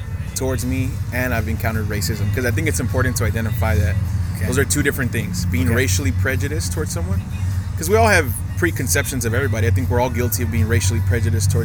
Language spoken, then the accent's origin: English; Brownsville, Texas, United States; now in California, United States; growing up in Texas, I remember my dad being pulled over a lot of times for no reason